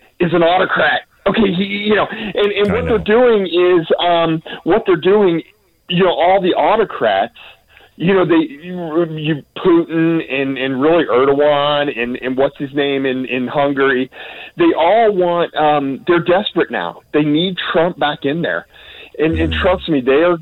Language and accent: English; United States; my home country, the United States